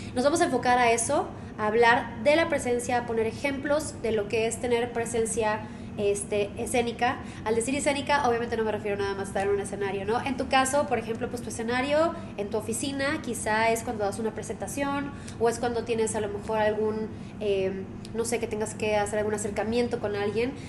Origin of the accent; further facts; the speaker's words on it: Monterrey, Nuevo León, Mexico; soy originaria de Monterrey.